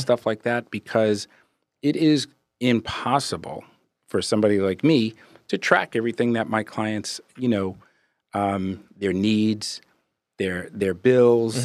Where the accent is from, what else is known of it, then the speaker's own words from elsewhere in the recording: Brooklyn, New York, United States; also born or lived in Brentwood, Long Island, New York; grew up, born and raised in Brooklyn, moved out to Long Island in early eighties, went to high school in Brentwood.